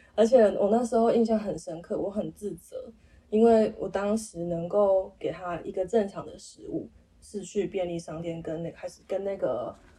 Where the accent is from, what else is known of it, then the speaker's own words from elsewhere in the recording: Nantou County, Taiwan; 我们老家住在那个三合院，南投的三合院